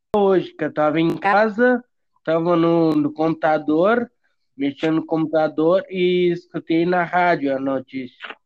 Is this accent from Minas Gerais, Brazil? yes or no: no; Bagé, Rio Grande do Sul, Brazil; now in Pelotas, Brazil; eu não sou daqui, né? Eu nasci em Bagé. Daí ah. eu, eu vim morar aqui